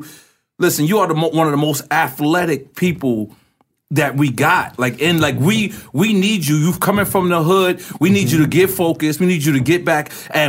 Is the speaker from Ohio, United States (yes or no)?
yes; Cincinnati, Ohio, United States